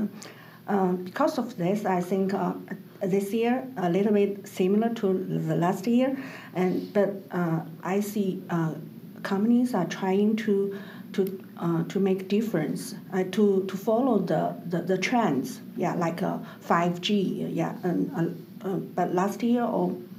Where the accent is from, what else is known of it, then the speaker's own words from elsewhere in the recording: China; I'm from China